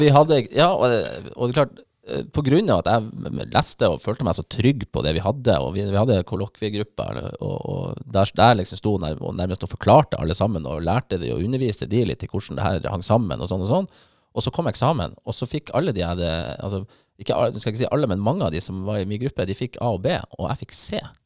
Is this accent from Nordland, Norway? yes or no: yes; Bodø, Nordland, Norway; also born or lived in Bergen; så er jeg bodøværing